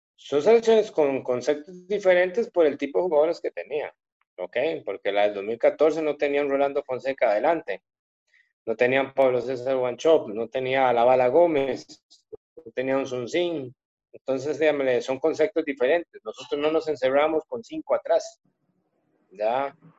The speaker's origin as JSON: {"language": "Spanish", "country": "Costa Rica", "moved": "as an adult", "said": "usted no pierde el ser costarricense, por más que se vaya lejos de tu país, seguir siendo costarricense"}